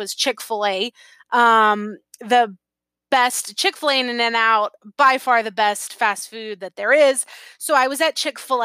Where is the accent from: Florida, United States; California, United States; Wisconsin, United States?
California, United States; San Diego; moved away as an adult; I had been born and raised in San Diego